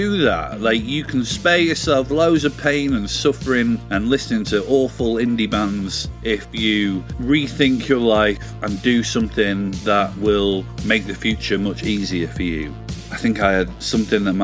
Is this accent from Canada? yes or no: no; Yorkshire and the Humber, United Kingdom; I'm from Yorkshire